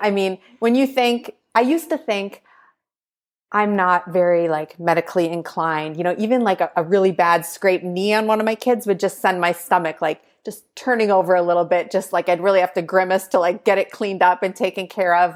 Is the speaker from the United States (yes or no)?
yes; Green Bay, Wisconsin, United States; moved away; I grew up in Green Bay, Wisconsin